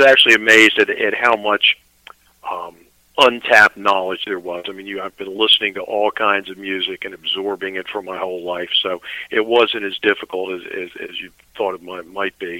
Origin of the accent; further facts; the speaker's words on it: Annapolis, Maryland, United States; also born or lived in Severna Park, Maryland; I'm actually from Annapolis